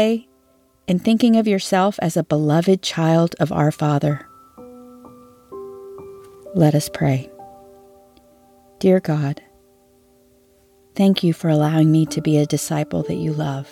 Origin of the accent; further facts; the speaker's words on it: Texas, United States; we're from Texas